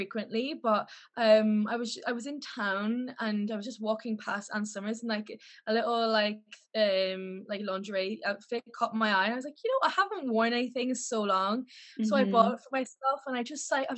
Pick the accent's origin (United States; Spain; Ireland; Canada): Ireland; Ennis, Munster; moved away as an adult; now in Liverpool, United Kingdom; So I'm from Ireland. I'm from the west coast of Ireland. So a little town called Ennis